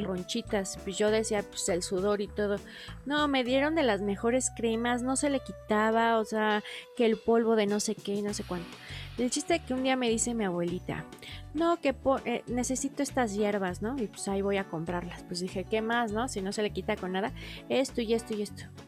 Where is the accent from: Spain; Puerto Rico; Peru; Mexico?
Mexico; como mexicano